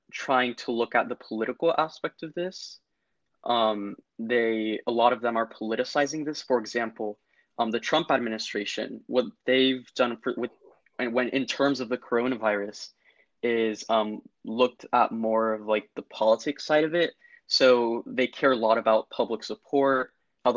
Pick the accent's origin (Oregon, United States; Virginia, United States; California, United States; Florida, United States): Florida, United States; I'm from the United States and I'm from Florida